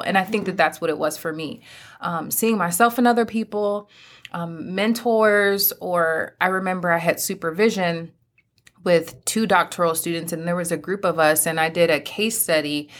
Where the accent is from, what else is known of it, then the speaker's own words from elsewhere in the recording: Pennsylvania, United States; moved away as an adult; now in North Carolina, United States; my home state, Pennsylvania